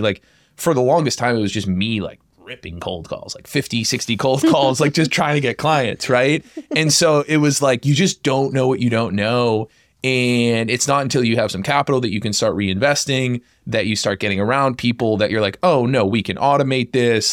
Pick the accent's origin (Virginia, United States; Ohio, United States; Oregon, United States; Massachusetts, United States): Massachusetts, United States; I was born and raised in Massachusetts.